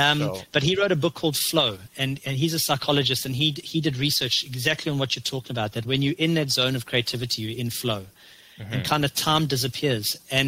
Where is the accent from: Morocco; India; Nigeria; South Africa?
South Africa; now in Canada; You know, we came from South Africa, which was fertile soil and fertile weather, to Canada, where you have a very limited period of to plant.